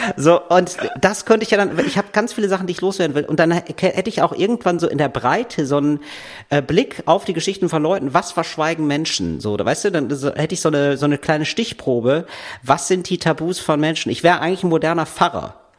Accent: Germany; ich als Deutscher

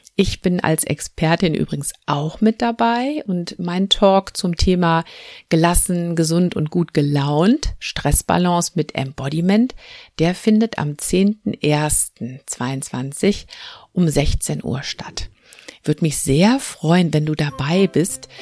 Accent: North Rhine-Westphalia, Germany; Bei uns in Nordrhein-Westfalen

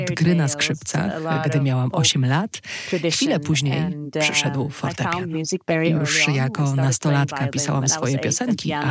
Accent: Norway; also born or lived in northern Norway, near the Arctic Circle / several parts of Norway; Tam się urodziłam, dorastałam w kilku częściach Norwegii aż do dziewiątego roku życia, a potem uh, wraz z mamą przeniosłyśmy się bliżej Oslo.

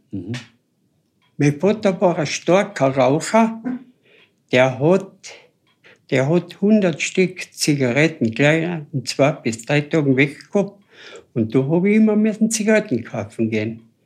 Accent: Mitterdorf, Carinthia, Austria; ich bin beim Päusel aufgewachsen in Mitterdorf

